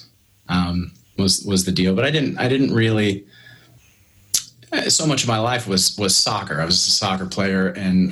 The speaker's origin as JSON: {"language": "English", "town": "Alexandria", "region": "Indiana", "country": "United States", "tie": "born or raised there", "said": "I'm Central Indiana, born and raised. Alexandria, Indiana is where I was."}